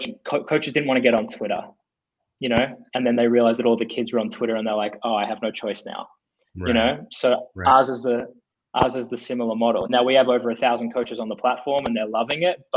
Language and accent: English; Australia; moved away as an adult; now in United States; we were as Australian guys